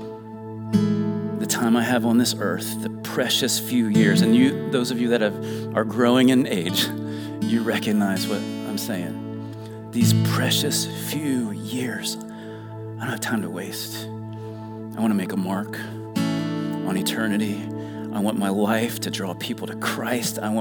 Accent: Dayton, Ohio, United States; moved away as an adult; also born or lived in Elizabeth City, North Carolina / Virginia Beach, Virginia; I grew up in Dayton, Ohio, which is the home of Wright-Patterson Air Force Base

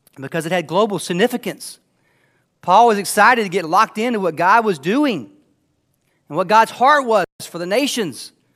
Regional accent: Anderson, United States; I grew up here in Anderson

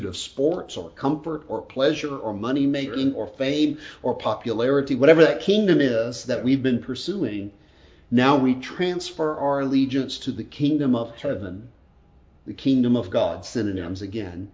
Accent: United States; I'm an American.

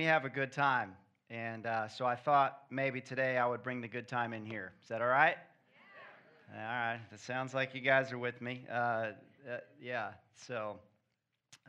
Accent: Kansas City, Missouri, United States; moved away as an adult; also born or lived in Midwest; now in Florida, United States; We're from Kansas City

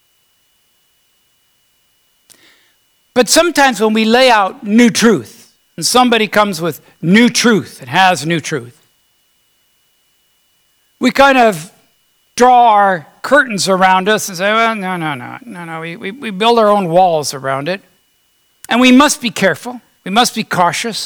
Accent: United States; I was born here in America.

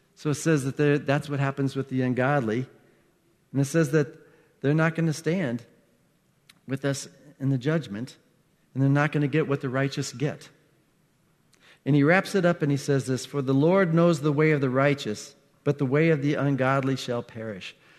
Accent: Iowa, United States; I grew up in Iowa.

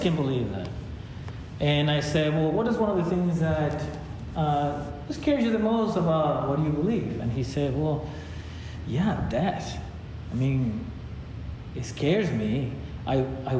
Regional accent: Ecuador; now in United States; I was born in Ecuador

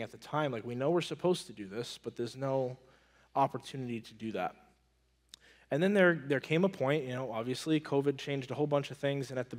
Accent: Maine, United States; moved away as an adult; I'm from Maine, and I would say around 2018, my wife and I started looking into, like, man, we just want to, like, I'm from Maine. We want to go back to Maine

